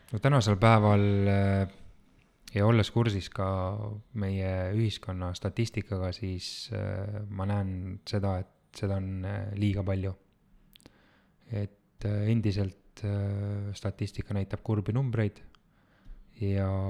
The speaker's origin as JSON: {"language": "Estonian", "town": "Tallinn", "region": "Harju County", "country": "Estonia", "said": "ma olen pärit äh, Tallinnast"}